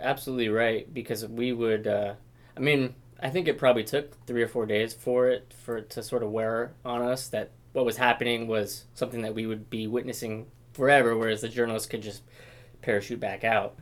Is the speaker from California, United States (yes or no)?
no; Portland, Oregon, United States; also born or lived in Roseburg; I grew up in Portland, so I wanted to come back to this area.